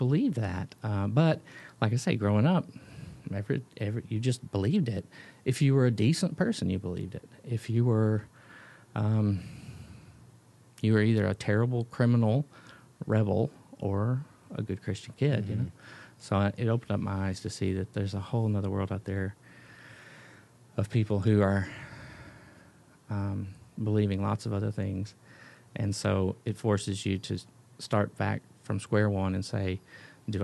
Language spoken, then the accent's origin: English; the South, United States; moved away as an adult; now in Ethiopia; growing up in the South in church life